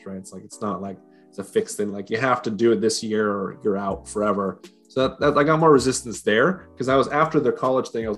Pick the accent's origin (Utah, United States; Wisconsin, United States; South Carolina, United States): Utah, United States; also born or lived in Washington; now in Gainesville, United States; So I was born in Washington, but I was really raised in Utah. That's where I spent most of my years there.